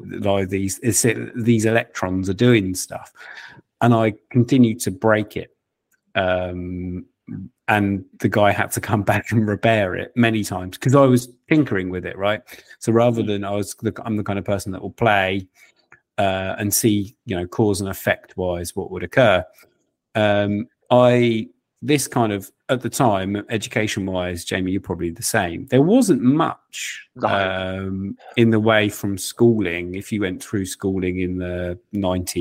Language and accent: English; United Kingdom; Us Brits